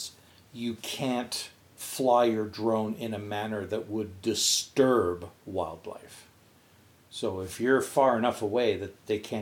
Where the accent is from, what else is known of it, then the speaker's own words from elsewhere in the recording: outside of Montreal, Quebec, Canada; my hometown, outside of Montreal